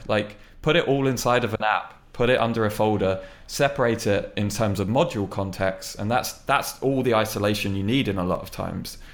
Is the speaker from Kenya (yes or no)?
no; United Kingdom; I mean, I'm British, but I'm not that British.